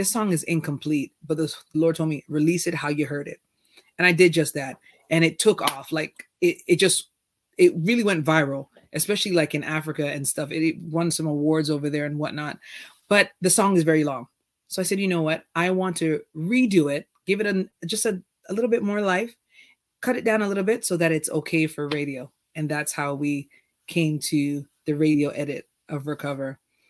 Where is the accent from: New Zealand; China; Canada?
Canada; as a Canadian artist, I find that my reach was not necessarily going south to like the US